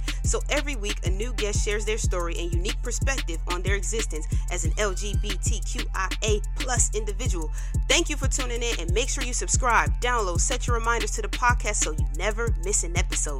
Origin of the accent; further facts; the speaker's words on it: New Jersey, United States; moved away; I'm from Jersey. I don't live in Jersey right now